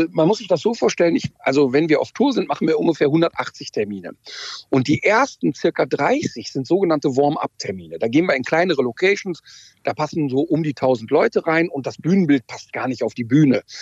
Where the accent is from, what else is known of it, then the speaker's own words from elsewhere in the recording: North Rhine-Westphalia, Germany; komme aus dem Ruhrpott, der Ruhrpottler ist anders als der Berliner.